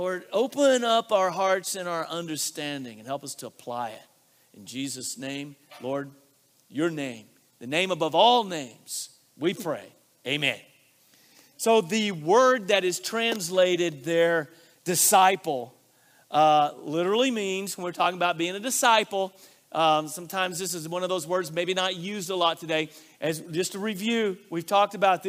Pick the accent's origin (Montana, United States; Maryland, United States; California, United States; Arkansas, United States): Arkansas, United States; I grew up in Arkansas where we take multiple syllables and we shorten them into one syllable